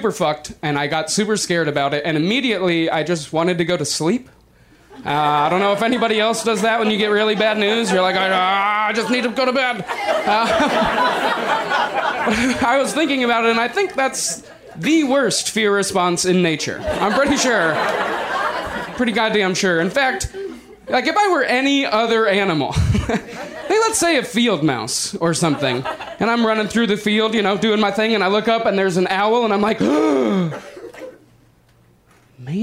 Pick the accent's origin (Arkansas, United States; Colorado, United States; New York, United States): Colorado, United States; Denver; moved away as an adult; now in Los Angeles, United States; I'm not originally from Los Angeles. I'm from Denver